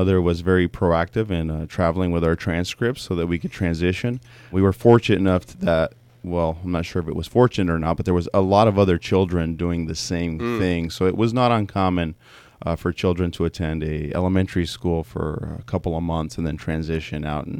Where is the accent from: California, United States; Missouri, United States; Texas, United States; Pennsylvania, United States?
California, United States; born there; I was actually born here in the States. I was born in the Coachella Valley down in Southern California.